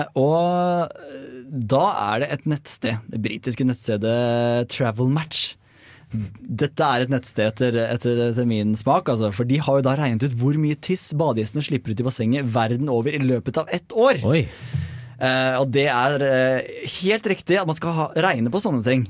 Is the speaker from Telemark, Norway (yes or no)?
no; Hønefoss, Buskerud, Norway; som jeg har vokst opp med på Hønefossen